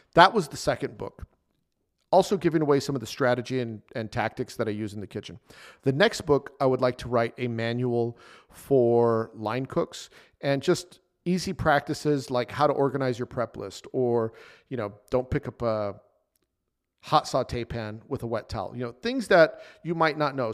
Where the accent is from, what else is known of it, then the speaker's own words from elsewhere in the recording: El Paso, Texas, United States; El Paso, Texas, which is my hometown